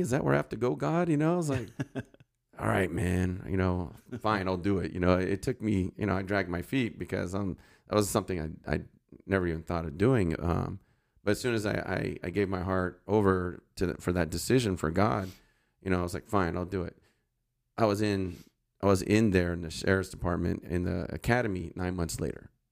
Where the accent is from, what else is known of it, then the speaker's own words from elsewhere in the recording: Santa Clarita, California, United States; also born or lived in San Fernando Valley, California / Sylmar / Granada Hills / Northridge; I grew up in Santa Clarita.